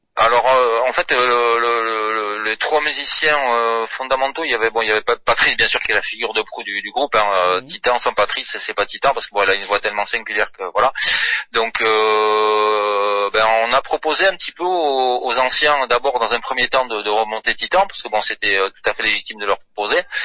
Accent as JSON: {"language": "French", "region": "south-west France", "country": "France", "said": "on est du Sud-Ouest"}